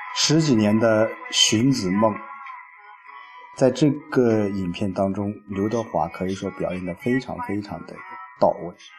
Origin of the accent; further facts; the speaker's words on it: Lu'an, Anhui, China; 我的老家陆安，啊，霍山，佛字敏镇